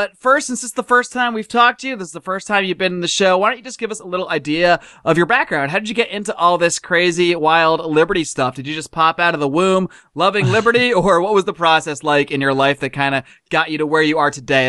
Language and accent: English; United States; moved away as an adult; also born or lived in Connecticut / Buffalo, New York; now in Los Angeles, United States; I grew up back east. I grew up in Connecticut and as well as Buffalo, New York. So I grew up in cold, and that's one of the things that led me to come out here to California, to Los Angeles about 10 years ago